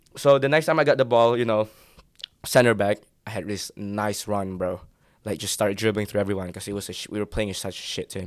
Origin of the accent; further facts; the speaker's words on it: Indonesia; I'm from Indonesia